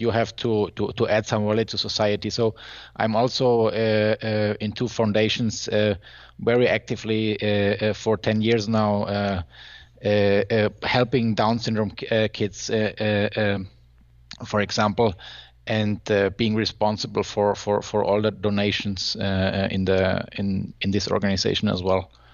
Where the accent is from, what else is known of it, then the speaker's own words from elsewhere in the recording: Germany; I'm from Germany